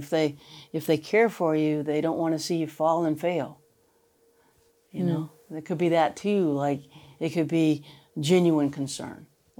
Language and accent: English; the South, United States; I'm not I'm a Southern woman.